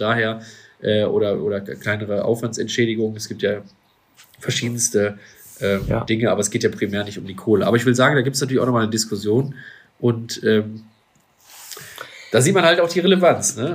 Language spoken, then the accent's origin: German; Duisburg, North Rhine-Westphalia, Germany; mit einem lokalen Schwimmbad hier bei uns in Duisburg zum Beispiel dann zusammengearbeitet. Ähm, ja, war auch immer eine schöne Zeit als Kind da irgendwie äh, mitzuschwimmen